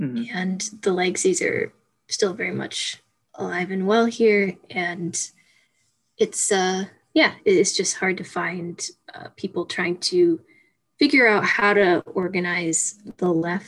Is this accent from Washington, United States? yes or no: no; the Bitterroot, Montana, United States; we grew up here, both of us in small towns. Right near each other